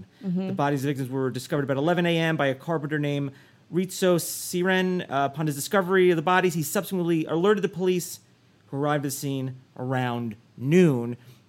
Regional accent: New Jersey, United States; New Jersey, my home state.

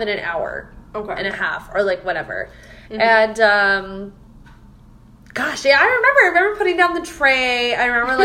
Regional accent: Phoenix, Arizona, United States; we're both from Phoenix

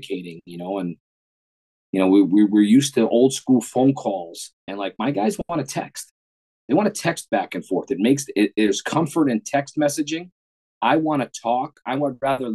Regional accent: New York City, New York, United States; I grew up in New York City.

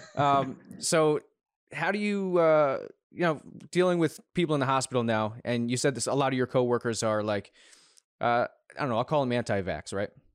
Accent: United States; as an American

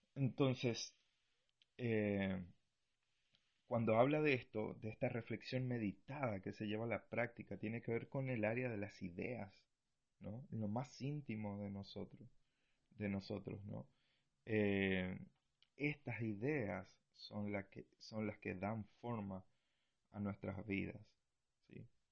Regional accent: Argentina; now in Punta Arenas, Chile; soy argentino

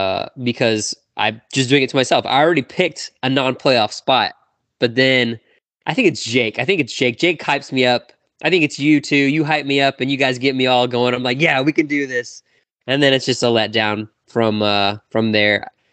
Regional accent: Houston, Texas, United States; I'm from Houston area, and I am Houston sports all the way through

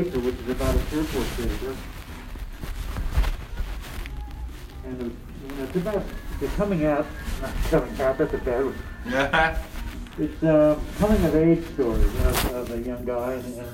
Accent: Santa Barbara, California, United States; moved away; I grew up in Santa Barbara

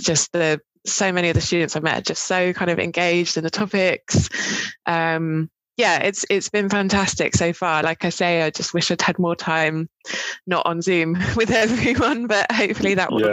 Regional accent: Cambridge, East of England, United Kingdom; moved away as an adult; also born or lived in Dorset / Bristol; I'm originally from um, Dorset, um, but kind of grew up in Cambridge

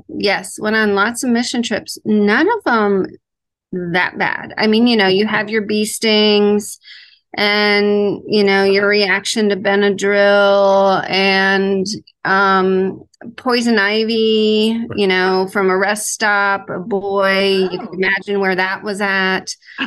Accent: Ohio, United States; I am from Ohio.

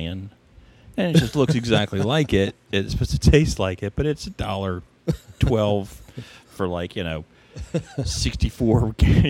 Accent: the South, United States; we're from the South

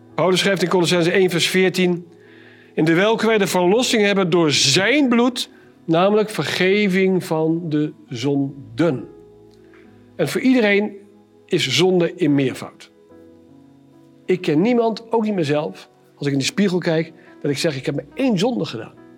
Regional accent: Arnhem, Gelderland, Netherlands; Ik kom uit Arnhem

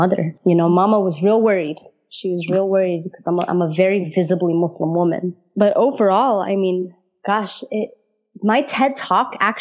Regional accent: Denver, Colorado, United States; also born or lived in Damascus, Syria; I was born and raised in Denver, Colorado, to an Arab father from Syria and a white mother from Iowa

